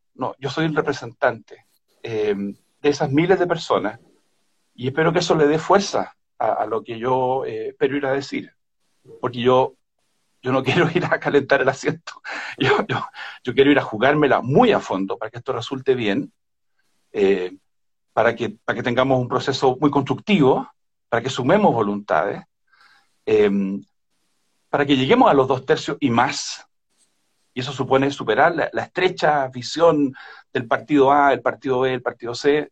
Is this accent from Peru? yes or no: no; Chile; como chilenas y chilenos